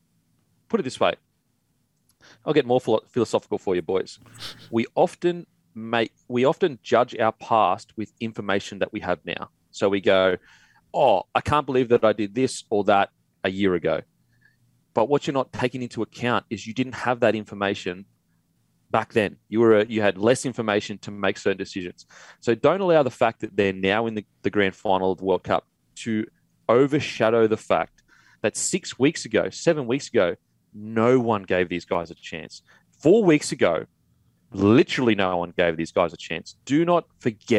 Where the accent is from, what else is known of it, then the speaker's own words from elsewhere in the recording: Queensland, Australia; now in Sydney, Australia; I'm from Queensland